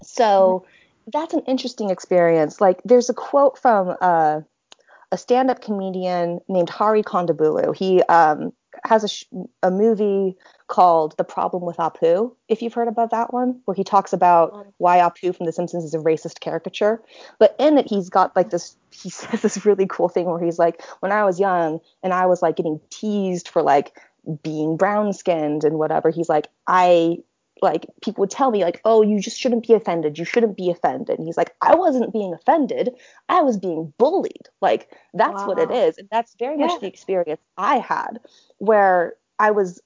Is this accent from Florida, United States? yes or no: no; Orem, Utah, United States; also born or lived in Nanjing, China; I grew up in Orem, Utah, which is Utah County.